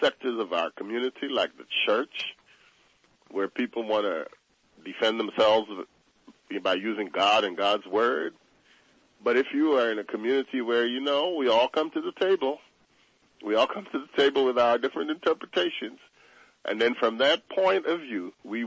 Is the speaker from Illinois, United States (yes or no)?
no; New York City, New York, United States; growing up in Bedford-Stuyvesant as a young black boy